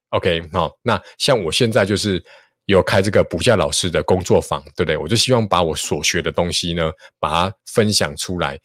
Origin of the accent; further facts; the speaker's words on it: Taichung, Taiwan; 我是台中人，哈，我念台中一中